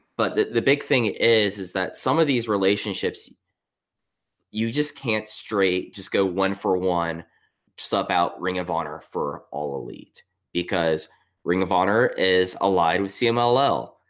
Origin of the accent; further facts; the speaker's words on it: Texas, United States; I grew up in Texas